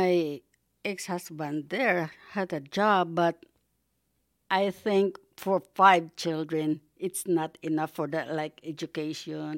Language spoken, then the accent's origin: English; Bohol, Central Visayas, Philippines; moved away as an adult; now in United States; I came from Bohol